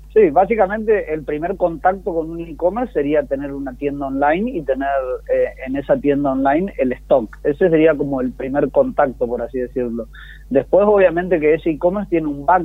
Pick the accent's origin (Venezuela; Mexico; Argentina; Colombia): Argentina; vivir en un país como el nuestro